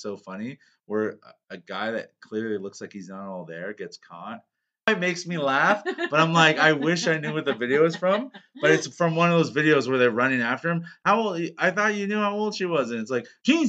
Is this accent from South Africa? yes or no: no; Canada; I was from Canada